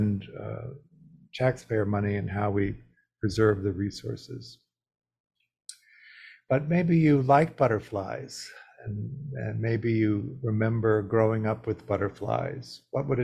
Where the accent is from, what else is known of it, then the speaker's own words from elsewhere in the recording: Midwest, United States; I grew up in the Midwest